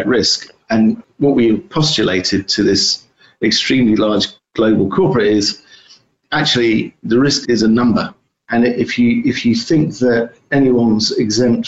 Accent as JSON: {"language": "English", "country": "United Kingdom", "moved": "yes", "lives_now": "United States", "said": "I'm based in the US, although you can tell that I'm a Brit"}